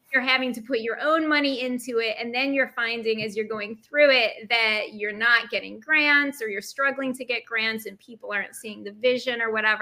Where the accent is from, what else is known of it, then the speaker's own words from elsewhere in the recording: upstate New York, United States; moved away as an adult; also born or lived in Brooklyn, New York; now in New York City, United States; I'm originally from upstate New York. And when I moved to Brooklyn, it was 2007